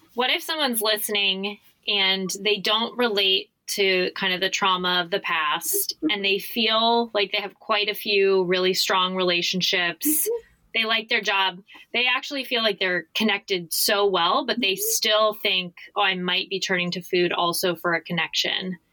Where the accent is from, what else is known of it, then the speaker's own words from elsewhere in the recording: Arizona, United States; moved away; I'm from Arizona